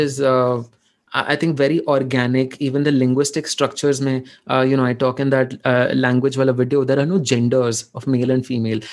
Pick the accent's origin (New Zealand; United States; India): India; western Odisha; accent: Sambalpuri; first language Odia (Sambalpuri dialect); English is a second language; my mother tongue is Odia, but it's not the standard Odia. It's a dialect of it, which is spoken uh, in the western uh, side of Odisha.